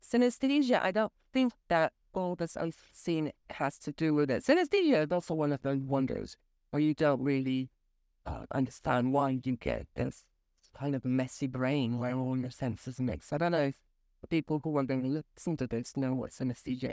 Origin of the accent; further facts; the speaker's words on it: Berlin, Germany; now in Geneva, Switzerland; I am opera singer from Berlin